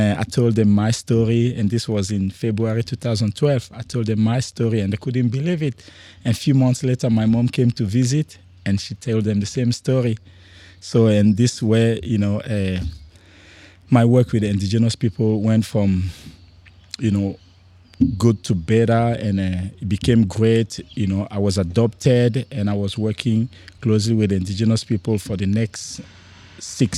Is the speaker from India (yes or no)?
no; Cameroon; also born or lived in France; now in Darwin, Australia; I was born in Cameroon, which is a tiny country in Central Africa area.